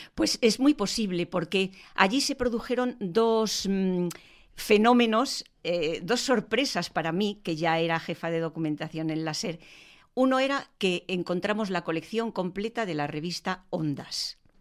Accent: Madrid, Community of Madrid, Spain; para mí como madrileña

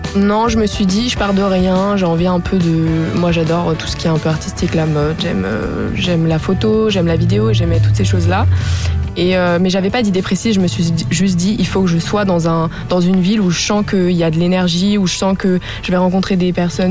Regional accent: Annecy, Auvergne-Rhône-Alpes, France; je viens d'Annecy

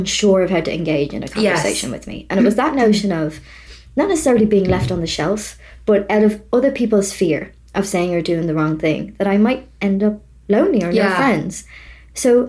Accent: Ireland; I'm from Ireland.

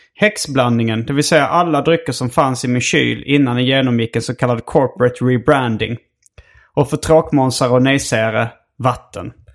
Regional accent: Malmö, Skåne, Sweden; min barndom i Malmö

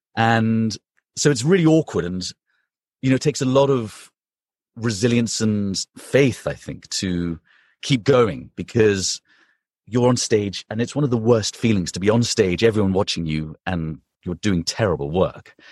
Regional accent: London, United Kingdom; moved away as an adult; also born or lived in Princeton, United States / Los Angeles, United States; now in New York, United States; So I'm from London, from the U K, um, and I spent my entire childhood there and teenagehood, and then left when I was eighteen, nineteen to come to America for university.

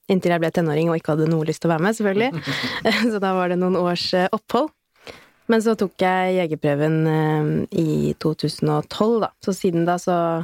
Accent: Bærum, Akershus, Norway; kommer jeg fra Bærum

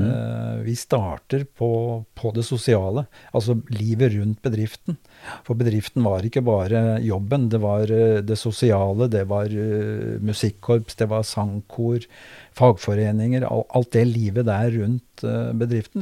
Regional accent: Kragerø, Telemark, Norway; moved away as an adult; now in Drammen, Norway; jeg er født i Kragerø og har vokst opp i Kragerø.

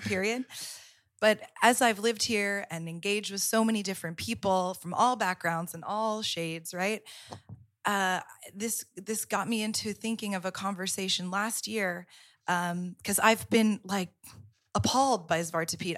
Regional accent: Florida, United States; moved away as an adult; now in Amsterdam, Netherlands; I grew up in the South. I grew up in Florida

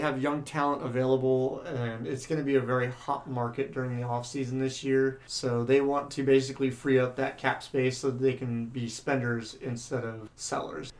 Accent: San Diego, California, United States; growing up in San Diego

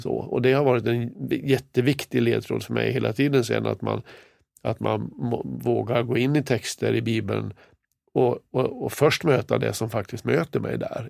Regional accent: Kramfors, Västernorrland County, Sweden; moved away; Där är jag född och uppvuxen. I staden Kramfors.

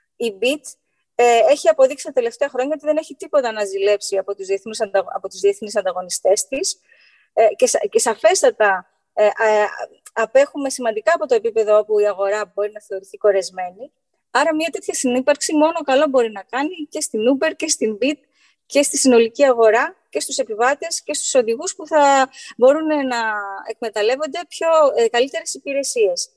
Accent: Greece; ως Έλληνες

